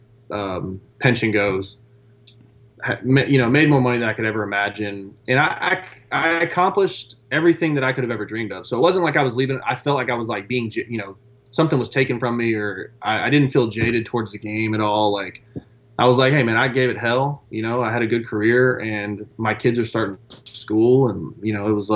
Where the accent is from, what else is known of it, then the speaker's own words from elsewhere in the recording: Beaumont, Texas, United States; I was a kid from Beaumont, Texas with a plumber and a teacher's aide as a, you know, as, yeah, parent